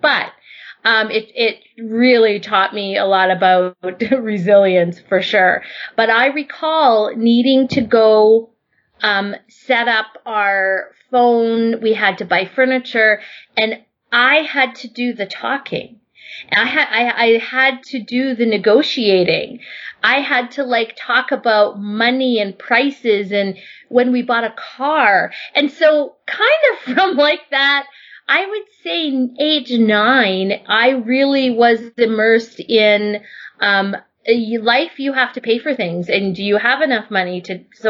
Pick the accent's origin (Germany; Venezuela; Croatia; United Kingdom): Germany; also born or lived in Vancouver, Canada; I would probably say I was born in Vancouver. And when I was around 8 or 9, my mom packed me up and we moved to Germany. And when we arrived in Germany, my mother didn't speak a word of German.